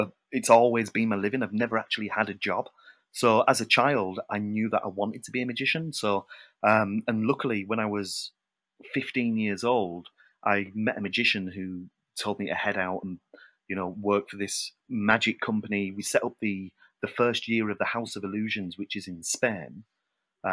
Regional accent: United Kingdom; being British

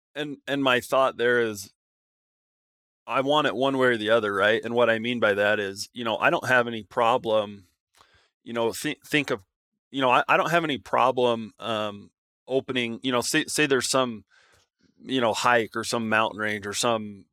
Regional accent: Nevada, United States; moved away; I grew up in Nevada

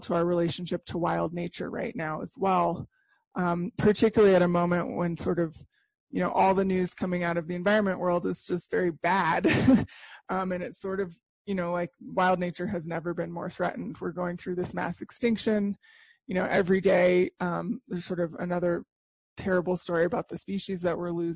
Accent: Santa Fe, New Mexico, United States; I grew up in Santa Fe, New Mexico

